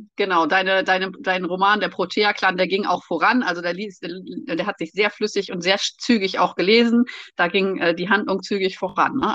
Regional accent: East Frisia, Lower Saxony, Germany; now in Rhineland, Germany; Wir wohnen ja im Rheinland und ich reise in meinen Geschichten immer nach Ostfriesland in meine Heimat

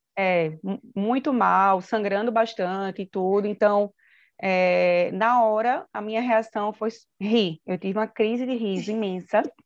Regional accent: Recife, Pernambuco, Brazil; moved away as an adult; now in São Paulo, Brazil; eu sou nasci em Recife, mas agora estou morando em São Paulo

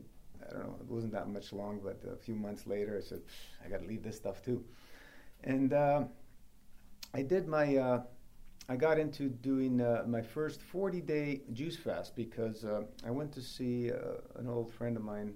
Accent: Toronto, Ontario, Canada; born or raised there

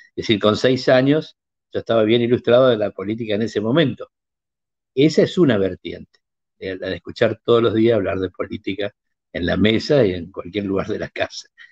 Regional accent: Apóstoles, Misiones, Argentina; la Juventud Peronista en mi pueblo, en Apóstoles

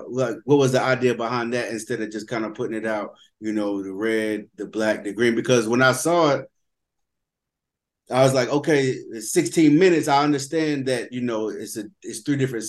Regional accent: the South, United States; I'm from the South as well

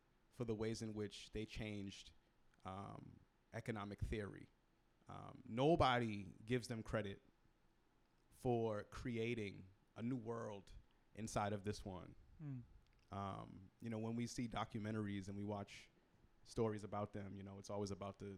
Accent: Boston, Massachusetts, United States; I grew up in Roxbury, Massachusetts, Roxbury, Boston, Massachusetts, historically Black neighborhood, poor Black neighborhood

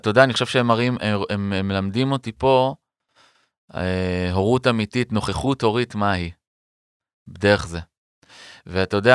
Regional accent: Beersheba, Southern District, Israel; born there; also born or lived in Ramat Aviv / Arad / Lotem / Metzuba; ונולדתי בסורוקה בבאר שבע, וששם נקודת הפתיחה של חיי, ו... ורמת אביב ג', וערד, והפנימייה, וקיבוץ לוטם ומצובה בצפון, ותל אביב.

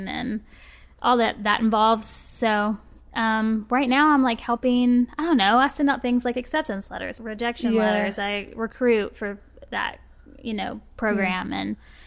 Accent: Birmingham, Alabama, United States; also born or lived in Auburn, Alabama; I'm from Birmingham. I've lived here basically my whole life, except for when I went to college at Auburn.

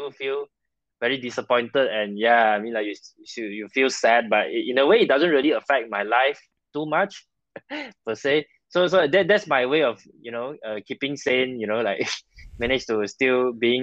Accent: Malaysia; I'm a Malaysian, so I work in Malaysia.

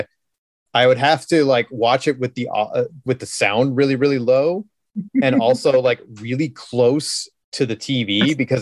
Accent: Canada; We're Canadian

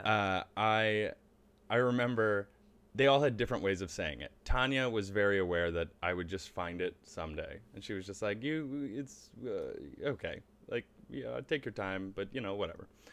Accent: Charlotte, North Carolina, United States; moved away; also born or lived in Cleveland, Ohio / Buffalo, New York; We moved when I was very young. I actually grew up in North Carolina.

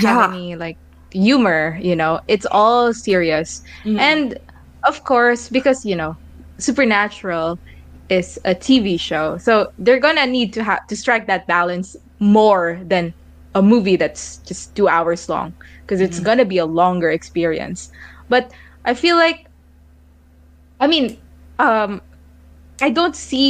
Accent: Philippines; I am Filipino, so I speak the language

